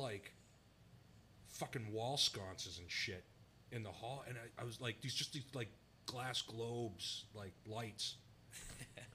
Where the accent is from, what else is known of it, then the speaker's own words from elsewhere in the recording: Norwell, Massachusetts, United States; I grew up in Norwell